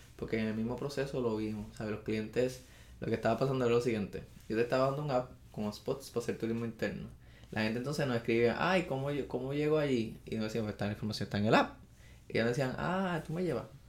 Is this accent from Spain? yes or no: no; Arecibo, Puerto Rico; also born or lived in Mayagüez; soy natural de Arecibo. Ese, eh, esa es mi cunita, mi pueblo dorado.